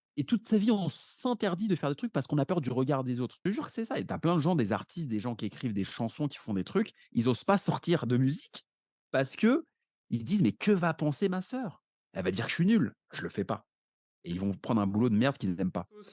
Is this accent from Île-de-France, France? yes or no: yes; Paris, Île-de-France, France; j'habite à Paris, je suis né à Paris